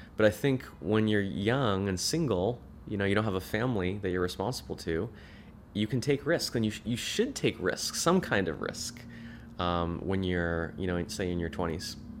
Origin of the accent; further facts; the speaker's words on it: Orange County, California, United States; I lived in, I grew up in Orange County